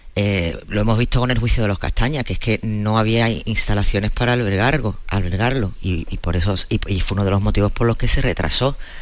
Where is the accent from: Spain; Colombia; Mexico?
Spain; Cádiz, Andalusia; somos un periodistas gaditanos